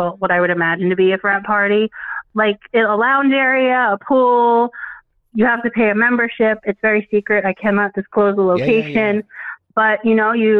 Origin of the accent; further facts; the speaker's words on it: New York, United States; moved away as an adult; now in Pennsylvania, United States; I just turned 35. I'm currently in Pennsylvania, but that's new. I grew up in New York and was there forever.